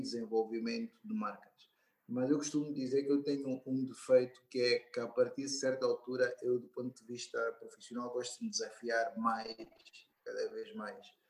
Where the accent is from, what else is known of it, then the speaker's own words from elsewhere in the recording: Angola; sou angolano